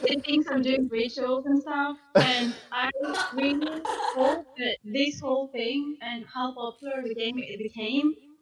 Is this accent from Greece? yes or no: yes; Greece; moved away as an adult; now in Scotland, United Kingdom; I'm from Greece